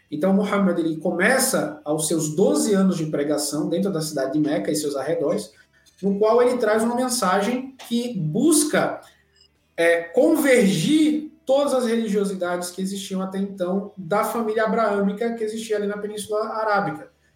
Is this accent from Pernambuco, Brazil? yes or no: yes; Recife, Pernambuco, Brazil; Eu nasci em Recife, Pernambuco, capital de Pernambuco